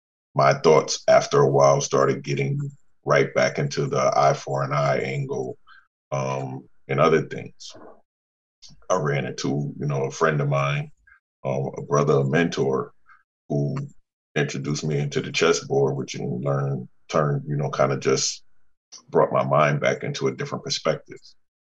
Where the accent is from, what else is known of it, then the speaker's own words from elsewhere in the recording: New Haven, Connecticut, United States; born and raised in New Haven.